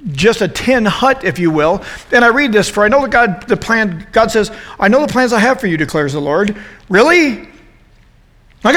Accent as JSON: {"language": "English", "country": "United States", "said": "I'm an American"}